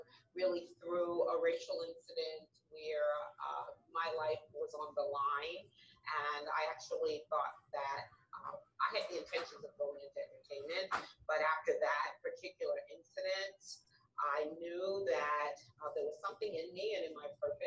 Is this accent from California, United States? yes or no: no; New York City, New York, United States; I hail from the Bronx